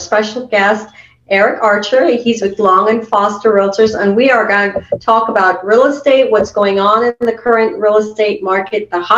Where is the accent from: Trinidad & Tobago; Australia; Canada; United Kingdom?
Trinidad & Tobago; I'm from Trinidad, but I'm from the island Trinidad, not D.C. Trinidad.